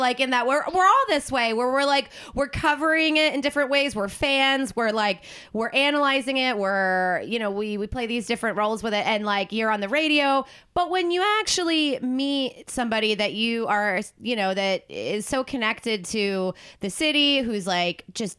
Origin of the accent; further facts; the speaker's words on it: Woodbury, New Jersey, United States; I'm from Gloucester County